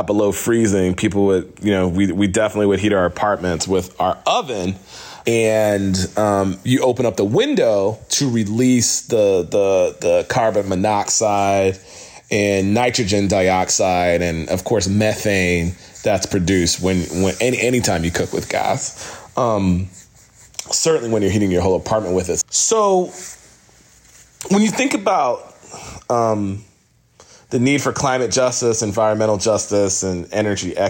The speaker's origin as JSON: {"language": "English", "town": "New York City", "region": "New York", "country": "United States", "tie": "born or raised there", "said": "The neighborhood I grew up in Brooklyn had a lot of neglected energy systems in the buildings"}